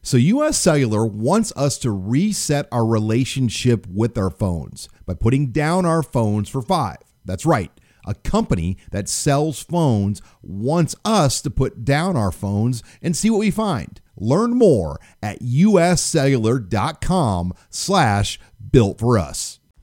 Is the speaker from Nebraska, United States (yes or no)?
yes; Omaha, Nebraska, United States; I grew up in Omaha.